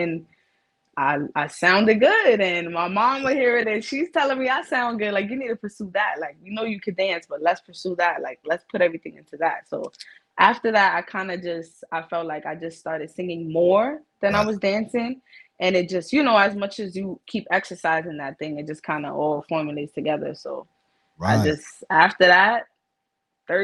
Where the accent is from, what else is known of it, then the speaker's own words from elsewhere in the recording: New York City, New York, United States; I am from the Bronx, New York. Big BX in the building